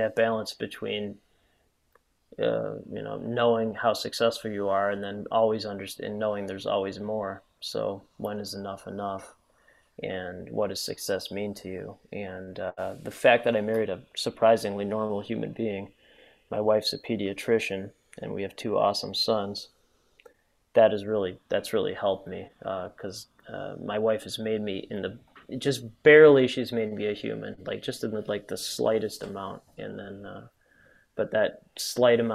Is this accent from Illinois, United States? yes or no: yes; Chicago, Illinois, United States; I grew up currently in the North Shore of Chicago, which is a pretty affluent area.